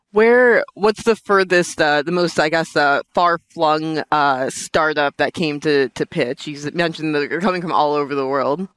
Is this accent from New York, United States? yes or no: yes; New York, United States; I'm from Brooklyn